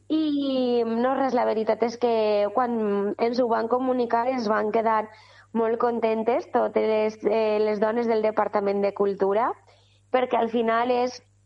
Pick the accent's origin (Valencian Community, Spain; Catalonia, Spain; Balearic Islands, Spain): Valencian Community, Spain; Godella